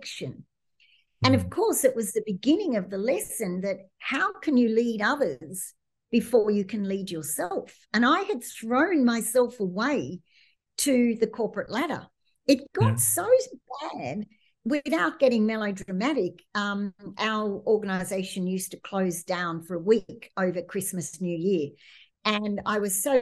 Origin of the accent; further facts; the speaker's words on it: Australia; moved away; being Australian